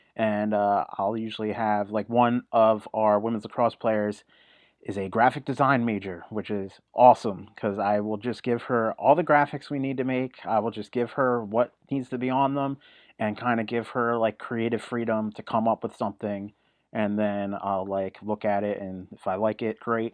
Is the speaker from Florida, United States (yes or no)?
no; New Jersey, United States; I'm originally from South Jersey